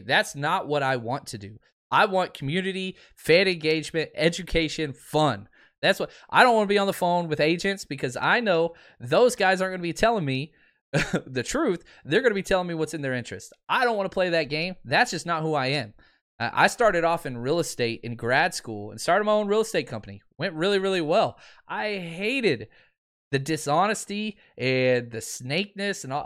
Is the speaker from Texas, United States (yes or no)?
yes; Dallas, Texas, United States; I grew up in Dallas